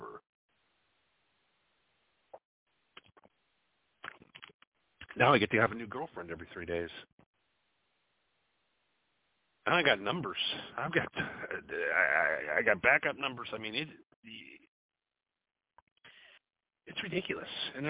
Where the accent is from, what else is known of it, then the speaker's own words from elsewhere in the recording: Wisconsin, United States; moved away; I'm from the Midwest originally. I'm from Wisconsin